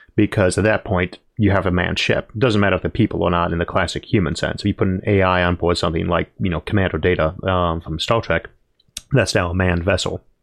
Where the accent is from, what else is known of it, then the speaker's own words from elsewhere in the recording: United States; I am American.